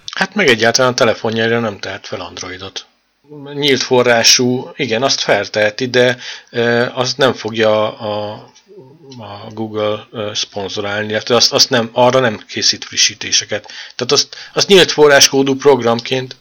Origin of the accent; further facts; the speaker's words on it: Hungary; magyarok vagyunk